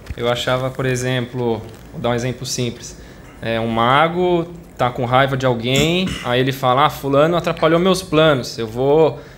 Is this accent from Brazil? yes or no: yes; São Paulo, Brazil; Eu sou da cidade de São Paulo